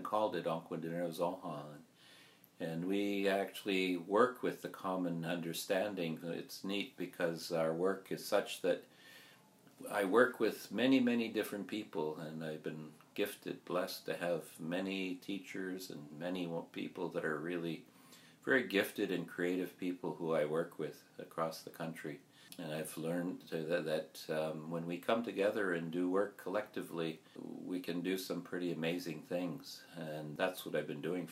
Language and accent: English; Kahnawake Mohawk Territory, Quebec, Canada; we come from Ganawage Mohawk Territory. Our community is across from Montreal.